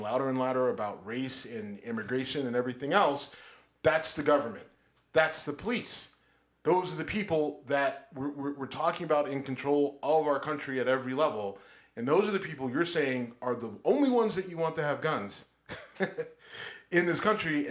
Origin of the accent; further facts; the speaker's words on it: Texas, United States; also born or lived in Youngstown, Ohio; I was a kid growing up in Texas